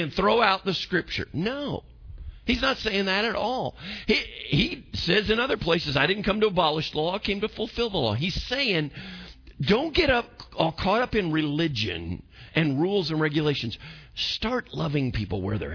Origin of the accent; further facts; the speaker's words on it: United States; I'm American.